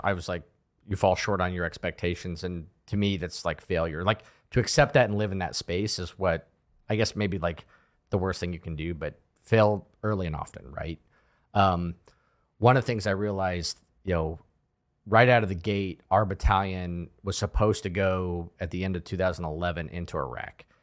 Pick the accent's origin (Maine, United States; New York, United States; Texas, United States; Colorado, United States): Colorado, United States; I'm from Colorado